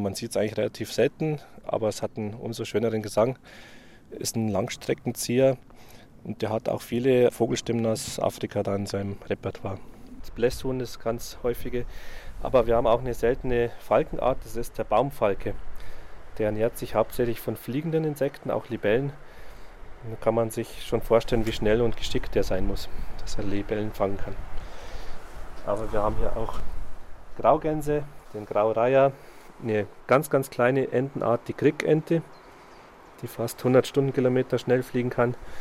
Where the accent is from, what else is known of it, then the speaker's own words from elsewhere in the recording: Wolfratshausen, Bavaria, Germany; also born or lived in Landshut / Weihenstephan; ich bin in Wolfratshausen aufgewachsen, war dann in Landshut auf der Fachoberschule, habe dann in Weinstefan studiert